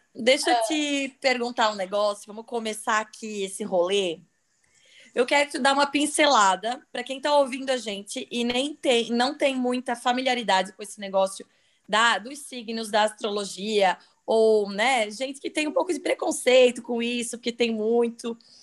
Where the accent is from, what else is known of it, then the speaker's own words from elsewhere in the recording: Santa Catarina, Brazil; sou de Santa Catarina